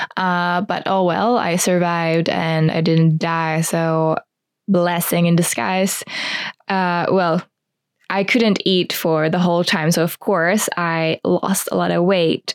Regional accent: Espoo, Uusimaa, Finland; I grew up in Espoo, which is a town outside of Helsinki

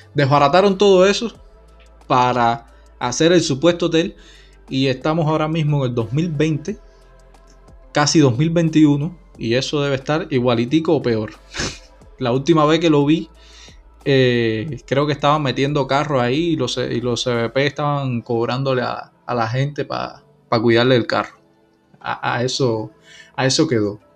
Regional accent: Santa Clara, Villa Clara, Cuba; moved away; yo soy de Santa Clara

